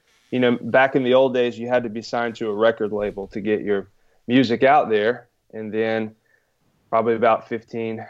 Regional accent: Muscle Shoals, Alabama, United States; moved away as an adult; now in Houston, United States; I'm from Alabama originally, Muscle Shoals, small town in the northwest corner of the state.

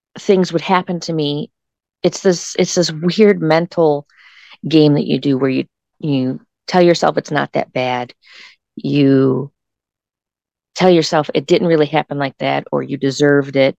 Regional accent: between Perrysburg and Whitehouse, Northwest Ohio, United States; I'm actually from this area. I grew up in Northwest Ohio, between Perrysburg and White House

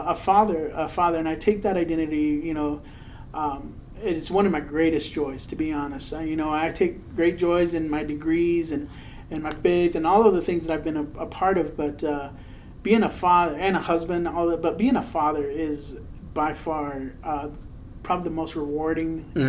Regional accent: Texas, United States; born there; So I am a Mexican-American. I was born in Texas.

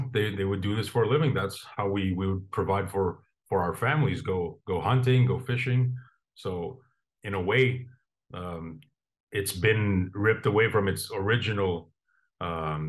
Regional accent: Puvirnituq, Quebec, Canada; my hometown of Povilintuk, which is in Nunavik, the northern part of Canada.

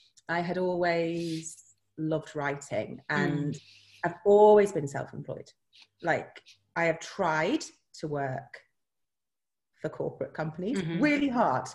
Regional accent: Manchester, North West England, United Kingdom; moved away; we're from Manchester, so like all of our fish and chip shops were based in the northwest. And when we moved to like the southeast

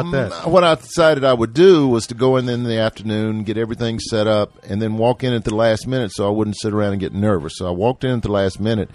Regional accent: Jackson, United States; moved away as an adult; also born or lived in Salinas / Berkeley / West Virginia / New York City; a friend of mine from my hometown from Jackson

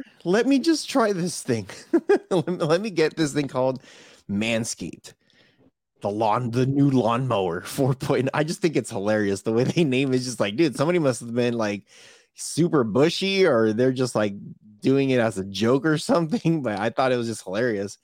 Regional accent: California, United States; I am from Cali.

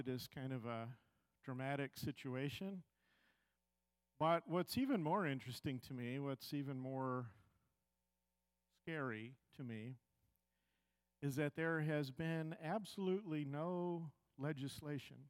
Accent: United States; We, as American Christians

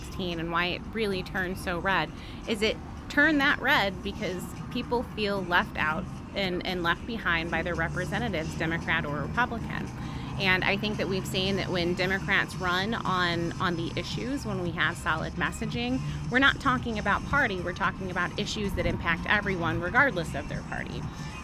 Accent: Forest Hill, Missouri, United States; I'm from Forest Hill, so rural Missouri, so I'm from the district. My family's here

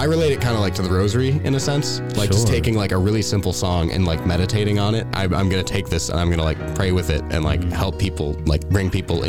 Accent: St. Cloud, Minnesota, United States; also born or lived in Princeton; Yeah, so I'm from Minnesota, like right in the middle of the state. People probably know St. Cloud. That's where I came from. But before that, I was in a small town, Princeton, Minnesota.

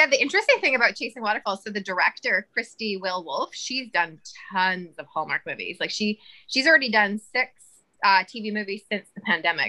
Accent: Vancouver, British Columbia, Canada; I am an actress from Vancouver, British Columbia, Canada.

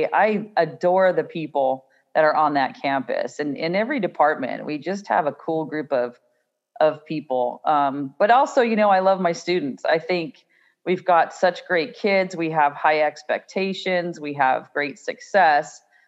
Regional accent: California, United States; I came from the Bay Area and did my student teaching actually in the Bay Area first

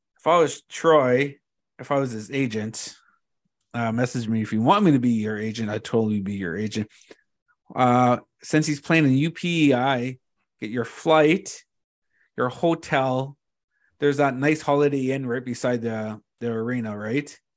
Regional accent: Thunder Bay, Ontario, Canada; I grew up in Thunder Bay

